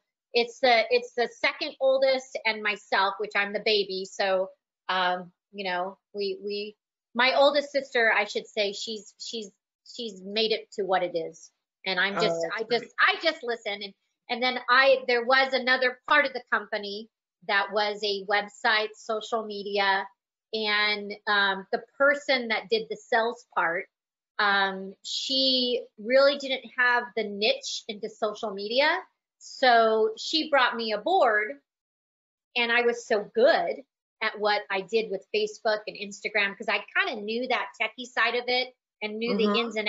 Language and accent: English; Des Moines, Iowa, United States; born there; also born or lived in California; And I was born in Des Moines, Iowa. So back there, we moved out to California